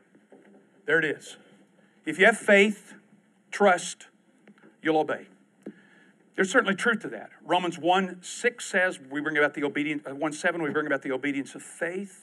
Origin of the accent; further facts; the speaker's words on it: Houston, Texas, United States; I'm from Houston